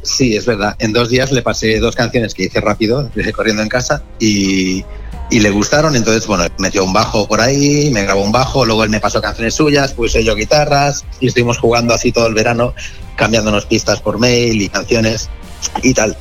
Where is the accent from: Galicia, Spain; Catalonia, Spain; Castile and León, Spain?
Catalonia, Spain; Barcelona; now in Madrid, Spain; yo soy de Barcelona, pero vivo en Madrid